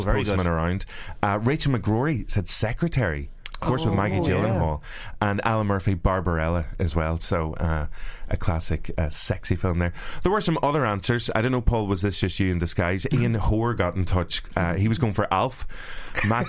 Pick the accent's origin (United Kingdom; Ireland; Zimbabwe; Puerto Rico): Ireland; we're all Irish